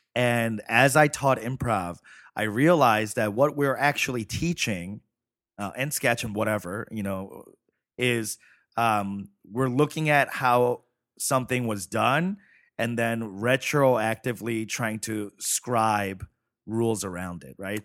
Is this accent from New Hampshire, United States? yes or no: no; New York City, New York, United States; also born or lived in Chicago; now in Los Angeles, United States; I grew up in Flushing, Queens